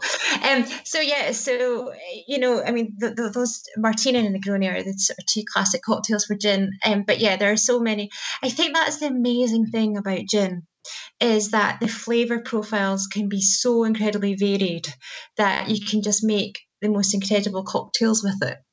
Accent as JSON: {"language": "English", "region": "Scotland", "country": "United Kingdom", "said": "we're Scottish"}